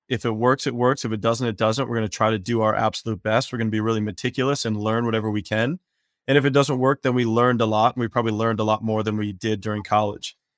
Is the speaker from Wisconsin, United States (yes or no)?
yes; Wisconsin, United States; moved away as an adult; also born or lived in Spain / Caribbean; now in San Diego, United States; I grew up in Wisconsin